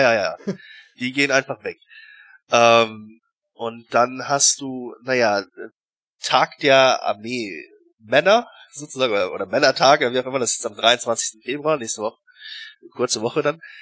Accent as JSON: {"language": "German", "country": "Germany", "moved": "as an adult", "lives_now": "Russia", "said": "als, äh, Deutscher"}